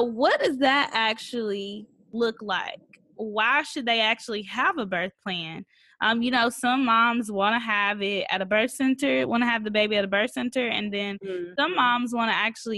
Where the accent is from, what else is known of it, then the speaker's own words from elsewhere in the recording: Mississippi, United States; I grew up in Mississippi